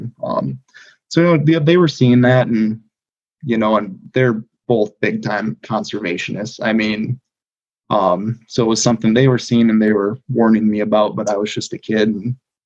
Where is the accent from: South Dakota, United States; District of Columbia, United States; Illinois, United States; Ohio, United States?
South Dakota, United States; Prairie Pothole region; I grew up on the east side of the state. So I grew up in the Prairie Pothole region.